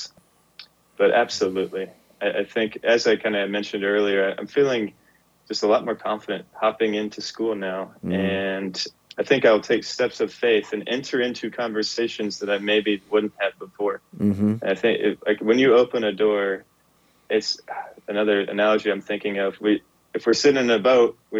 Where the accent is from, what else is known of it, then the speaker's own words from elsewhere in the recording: Georgia, United States; I'm from Georgia, mm-hmm. the peach state.